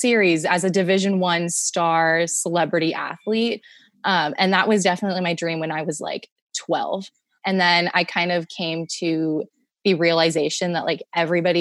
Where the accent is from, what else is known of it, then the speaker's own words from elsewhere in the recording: San Jose, California, United States; moved away as an adult; now in Tacoma, United States; I am from San Jose, California, born and raised